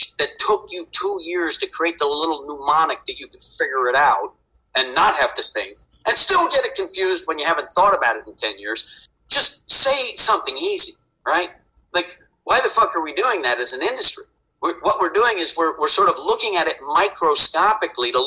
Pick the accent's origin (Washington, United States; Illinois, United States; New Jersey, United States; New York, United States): New Jersey, United States; I'm a kid from Jersey